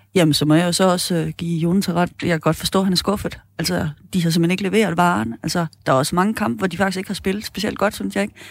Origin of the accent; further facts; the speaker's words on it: Jutland, Denmark; som jyde